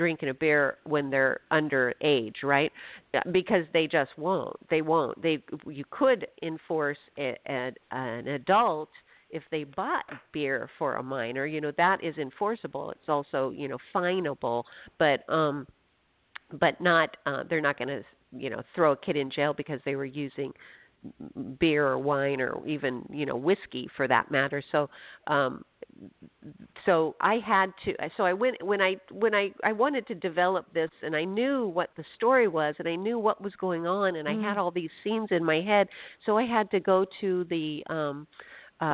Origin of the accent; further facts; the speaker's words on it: Phoenix, Arizona, United States; now in Washington, United States; I'm from Phoenix